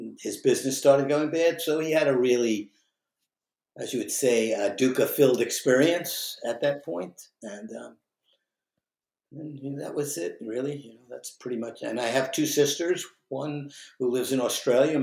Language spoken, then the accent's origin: English; Long Beach, New York, United States; moved away as an adult; also born or lived in India / Western Massachusetts; now in Massachusetts, United States; I grew up in Long Beach, New York, right outside of the city, beach community.